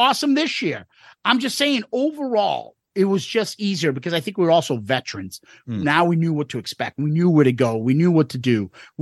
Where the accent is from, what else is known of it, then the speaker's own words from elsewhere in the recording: Massachusetts, United States; We're from Massachusetts